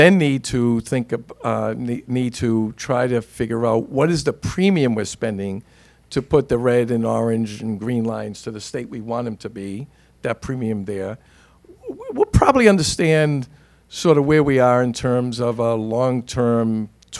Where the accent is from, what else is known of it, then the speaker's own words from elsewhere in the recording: Boston, Massachusetts, United States; a poor kid growing up in East Boston